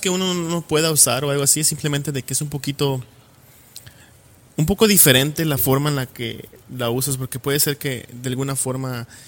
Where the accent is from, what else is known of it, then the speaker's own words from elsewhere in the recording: Yucatán, Mexico; accent: Yucatán; ya me acostumbré a usar como un poco un acento diferente al que se usa en Yucatán. Entonces, ¿cómo te diré? Es algo que cuando hablo con amigos de ahí